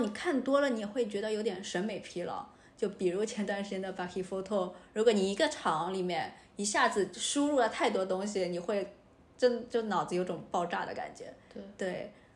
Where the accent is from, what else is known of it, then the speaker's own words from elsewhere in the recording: Shanghai, China; moved away as an adult; also born or lived in Hong Kong; now in Paris, France; 因为我故乡上海也挺快的，就是虽然比香港慢一点，但是也比较快。